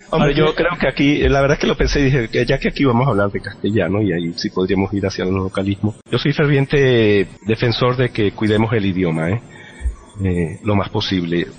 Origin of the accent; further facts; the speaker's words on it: Venezuela; accent: Venezuelan; yo no estoy renunciando a mi acento venezolano, que es eh, totalmente venezolano